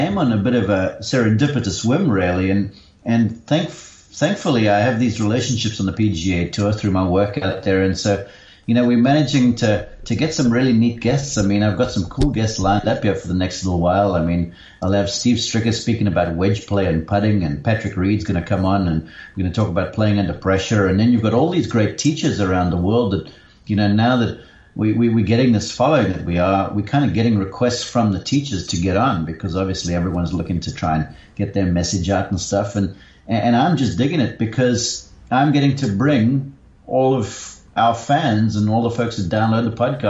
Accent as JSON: {"language": "English", "town": "Somerset West", "region": "Western Cape", "country": "South Africa", "tie": "born or raised there", "also_born_or_lived": "London / Johannesburg", "moved": "as an adult", "lives_now": "Columbus, Georgia, United States", "said": "I grew up in Somerset West"}